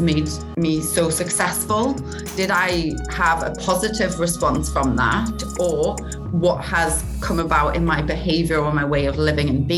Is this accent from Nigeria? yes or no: no; Newcastle upon Tyne, North East England, United Kingdom; accent: Geordie; moved away as an adult; also born or lived in South Africa / Australia / Amsterdam; now in Los Angeles, United States; I grew up in Newcastle